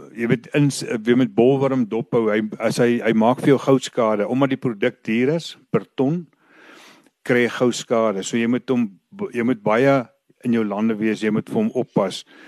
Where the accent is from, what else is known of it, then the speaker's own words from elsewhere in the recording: Vredefort, Free State, South Africa; ek is van Vredefort. Ek is hier gebore. Ek is my lewe lank op die plaas. Ek het as kind hier groot geword.